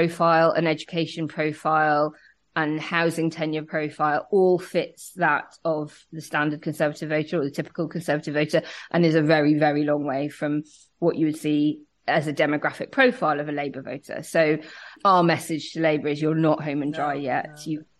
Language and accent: English; Belfast, Northern Ireland, United Kingdom; accent: Belfast; I mean, I grew up in Northern Ireland. I know I don't sound like it.